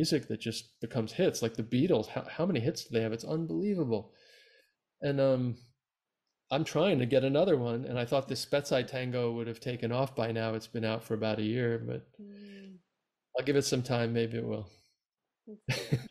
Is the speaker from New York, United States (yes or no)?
yes; just outside New York City, United States; moved away as an adult; also born or lived in Buenos Aires, Argentina; I grew up just outside New York City